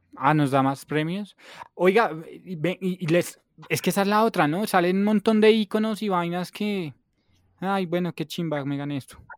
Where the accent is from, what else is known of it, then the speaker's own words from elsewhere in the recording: Bogotá, Colombia; yo soy 100% bogotano, a mucho honor, hijo de madre